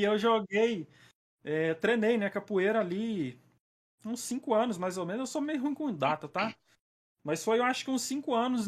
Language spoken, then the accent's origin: Portuguese; Patos de Minas, Minas Gerais, Brazil; eu sou de Minas, né? Minas Gerais, Olha a aí. cidade é Patos de Minas. Nem dá para perceber que eu sou mineiro